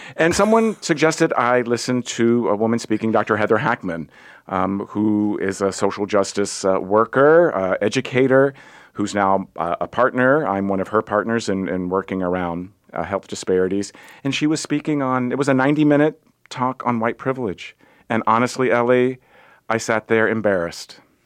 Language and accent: English; Virginia, United States; I grew up in Virginia